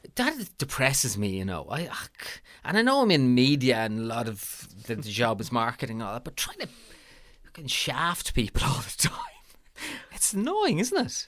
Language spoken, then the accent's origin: English; Ireland; as Irish people